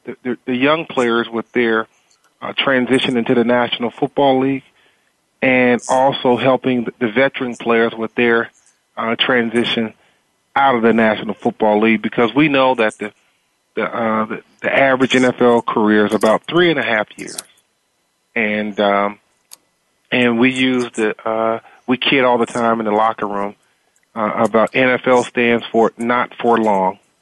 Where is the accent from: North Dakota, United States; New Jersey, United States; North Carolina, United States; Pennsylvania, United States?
North Carolina, United States; Eastern; growing up in Eastern North Carolina, uh, in a very socially and economically deprived area